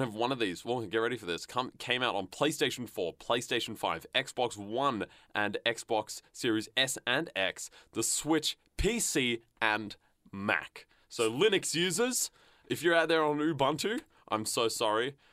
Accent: the West, Western Australia, Australia; now in Melbourne, Australia; I'm from the West

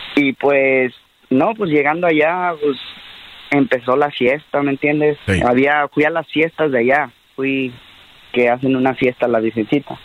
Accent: United States; born or raised there; also born or lived in Mexico

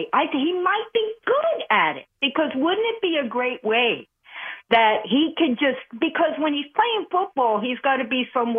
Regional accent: New Jersey, United States; accent: Minnesota; moved away as an adult; also born or lived in Florida; now in Buffalo, United States; I was born in Buffalo, but I was shipped out to New Jersey, raised in New Jersey till I was 21, and then I lived in Florida for 18.

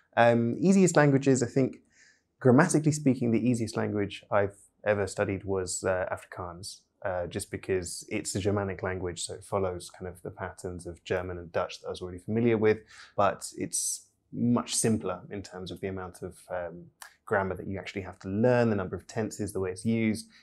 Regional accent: United Kingdom; first language English; I'm British polyglot

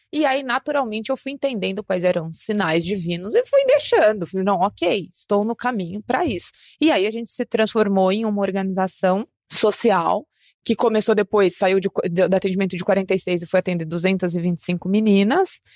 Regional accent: São Paulo, Brazil; eu nasci em uma favela na zona sul de São Paulo, aqui na capital

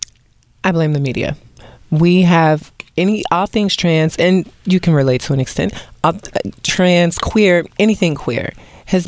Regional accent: Cincinnati, Ohio, United States; moved away as an adult; also born or lived in New York City; I'm originally from Ohio, Cincinnati

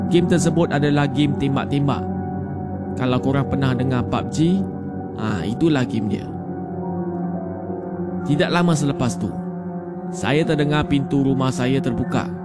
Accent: Selangor, Malaysia; Tapi apa yang saya boleh bilang saya ni dari Selangor.

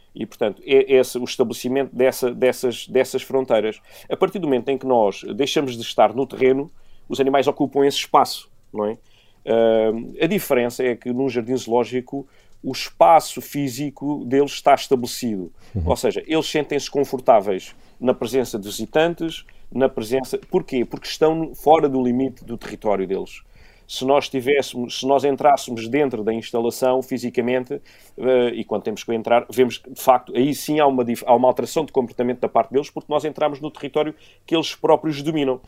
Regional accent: Beja, Alentejo, Portugal; eu sou de Beja, venho do, do meio rodeado de, de animais. Eh, eh, em casa sempre tive, desde, desde pombos, cães

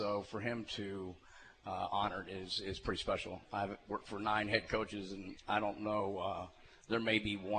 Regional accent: Sugar Creek, Missouri, United States; I grew up a Chiefs fan, and I grew up in Sugar Creek, which is not far from here

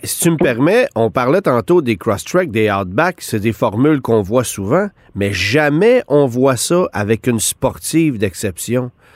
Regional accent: Quebec, Canada; chez nous, au Québec

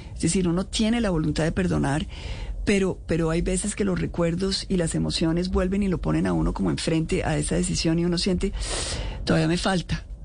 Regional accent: Colombia; como colombiana

